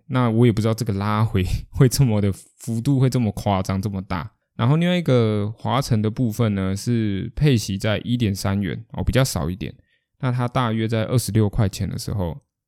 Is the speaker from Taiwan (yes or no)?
yes; Kaohsiung, Taiwan; 因为毕竟我是高雄人